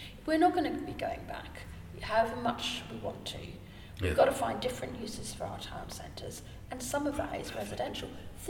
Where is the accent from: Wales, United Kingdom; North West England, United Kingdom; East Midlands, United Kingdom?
Wales, United Kingdom; I'm Welsh.